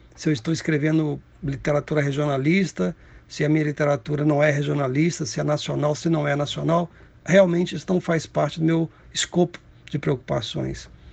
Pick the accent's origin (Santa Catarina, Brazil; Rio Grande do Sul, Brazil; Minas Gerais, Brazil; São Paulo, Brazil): Minas Gerais, Brazil; Cataguases; Cataguases, que é a minha cidade natal